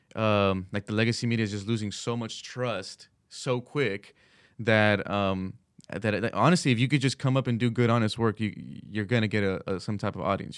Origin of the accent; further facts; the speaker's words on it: California, United States; moved away as an adult; now in Washington, D.C., United States; my family back in California, I just drive through my my hometown